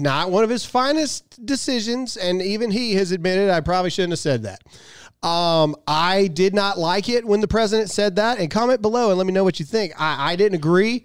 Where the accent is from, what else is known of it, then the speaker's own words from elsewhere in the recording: Mississippi, United States; I'm from Mississippi